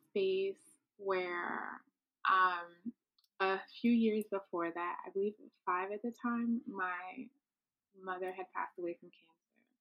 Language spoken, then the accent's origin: English; Brooklyn, New York, United States; I grew up in Brooklyn. That's where I feel like my soul is right, on a Brooklyn summer. I was raised by a single mom, but I am definitely the product of immigrants.